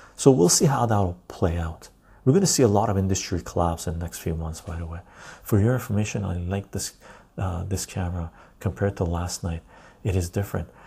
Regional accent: West Coast Canada, Canada; I live in Canada. Um, West Coast Canadian.

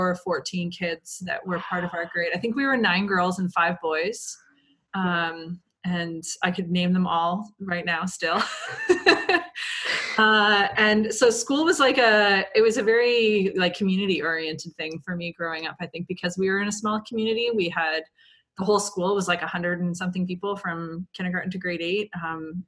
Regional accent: Point Edward, Ontario, Canada; now in Toronto, Canada; I'm from a small town called Point Edward, Ontario, which is near Sarnia.

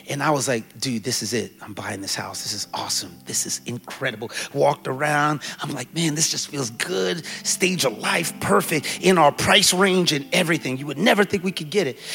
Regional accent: Jamaica; now in New York, United States; I'm Jamaican, so that's not a big deal

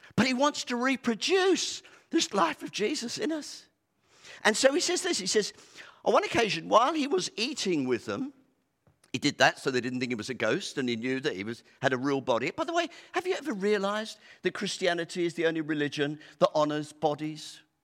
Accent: United Kingdom; we're so British

